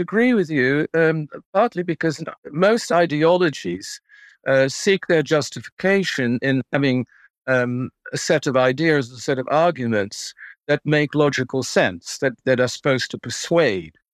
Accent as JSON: {"language": "English", "country": "Netherlands", "tie": "born or raised there", "moved": "yes", "said": "as a Dutchman, uh, growing up in Holland"}